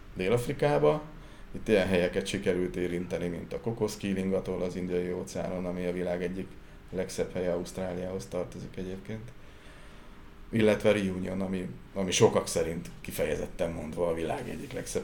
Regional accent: Sióagárd, Tolna, Hungary; Víz közelben születtem, és ugye siagárdi vagyok, tehát a kertünket két oldalról egy-egy folyó veszi, vagy csatorna veszi körül

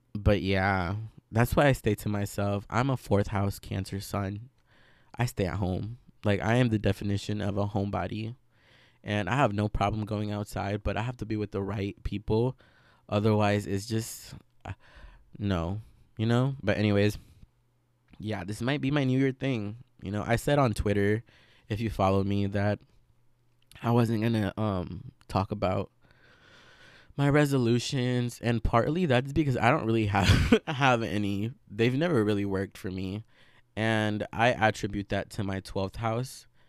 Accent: Veracruz, Mexico; now in United States; I grew up in Veracruz along with a lot of the curanderismo that surrounds it

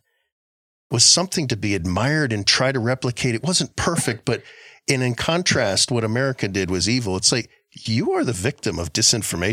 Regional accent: Guam; I grew up in Guam

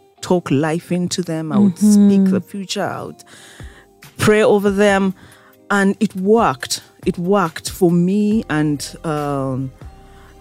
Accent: Kampala, Central Region, Uganda; I grew up in Kampala

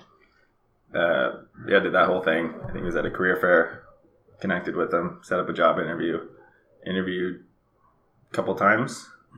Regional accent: Arizona, United States; also born or lived in New Hampshire; Pretty much Arizona. I've been here since 2004. Before that, lived in New Hampshire. My family's moved around a little bit, so I've traveled and spent some time in Texas or Dubai, mm-hmm. but pretty much home base is Arizona.

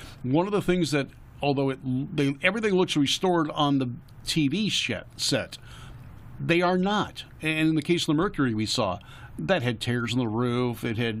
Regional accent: New York City, New York, United States; moved away; I remember my days in New York. I'm a Brooklyn kid.

